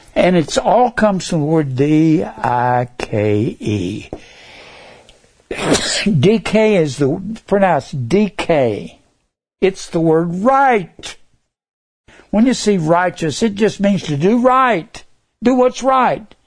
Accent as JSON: {"language": "English", "town": "Dallas", "region": "Texas", "country": "United States", "tie": "born or raised there", "said": "I was born in Dallas, Texas. May 16th, 1939. I will be 82 come this May. I was born in Dallas. And I grew up"}